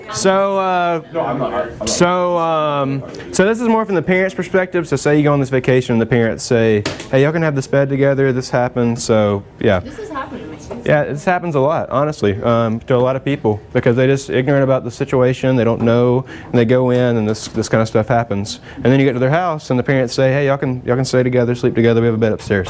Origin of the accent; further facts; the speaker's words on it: Alabama, United States; I'm from Alabama, I live 30 minutes from the Roll Tide Stadium